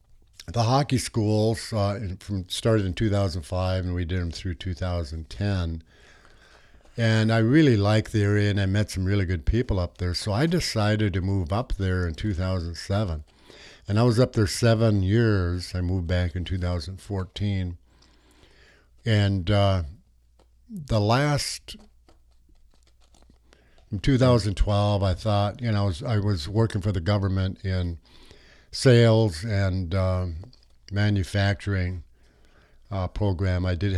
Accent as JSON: {"language": "English", "country": "United States", "tie": "born or raised there", "said": "I was born and raised in the United States, but yeah. I'm actually enrolled in Canada."}